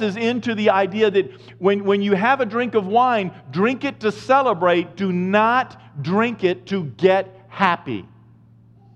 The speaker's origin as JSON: {"language": "English", "region": "Maine", "country": "United States", "said": "I'm from Maine"}